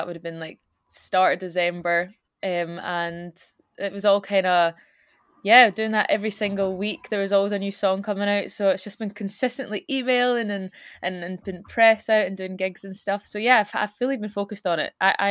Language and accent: English; Scotland, United Kingdom; accent: Scottish; now in Glasgow, United Kingdom; keep it pretty much to how we speak as opposed to making it just a generic cover, so it's very Scottish